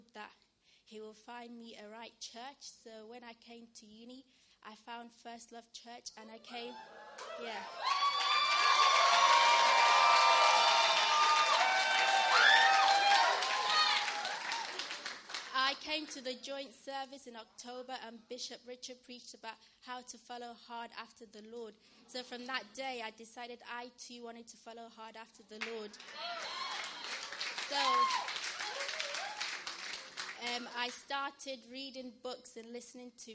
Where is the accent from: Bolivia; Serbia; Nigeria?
Nigeria; also born or lived in Wolverhampton, United Kingdom; now in United Kingdom; from a very young age, my mother passed away. So I lived with my auntie and my grandma in Nigeria.